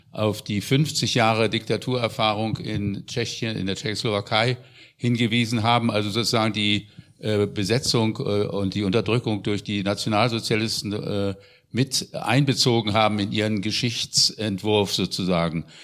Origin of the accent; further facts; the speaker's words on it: West Germany, Germany; ich bin aus Westdeutschland, deswegen äh, weiß ich das genau